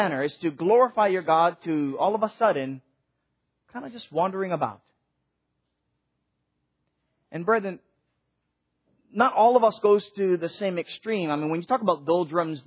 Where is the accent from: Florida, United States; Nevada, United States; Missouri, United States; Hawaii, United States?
Hawaii, United States; now in Nashville, United States; growing up in Hawaii